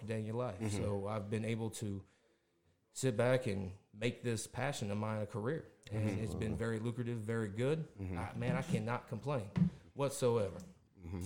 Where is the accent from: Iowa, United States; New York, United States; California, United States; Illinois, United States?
Illinois, United States; Sparta; I grew up in Sparta, Illinois, which is about 45 minutes south of here